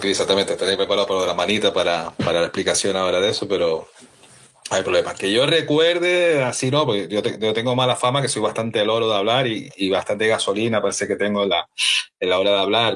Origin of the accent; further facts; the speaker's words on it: Canary Islands, Spain; como soy canario también